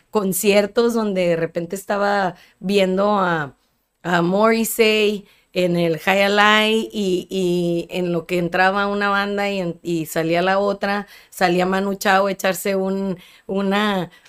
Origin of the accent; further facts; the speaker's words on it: Ensenada, Baja California, Mexico; also born or lived in Manzanillo; now in Tijuana, Mexico; hay dos tipos de ensenadense, la ensenadense endémico como yo que nací allí, que soy de allí